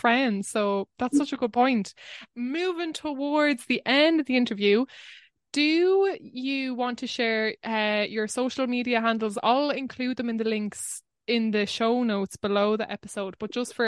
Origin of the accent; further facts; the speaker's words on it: Wexford, Leinster, Ireland; I grew up in Wexford, but I was very close to this place called Greig na Mana